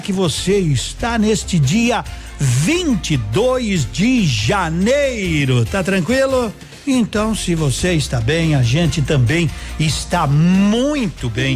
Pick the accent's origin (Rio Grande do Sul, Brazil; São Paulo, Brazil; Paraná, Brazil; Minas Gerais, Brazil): Paraná, Brazil; Pato Branco; desta minha terra chamada Pato Branco